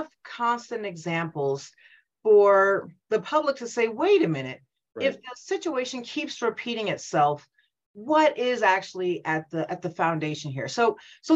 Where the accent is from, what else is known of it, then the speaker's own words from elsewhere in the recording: New Jersey, United States; moved away as an adult; also born or lived in Illinois; now in New Mexico, United States; I'm a Jersey girl. I grew up in Jersey.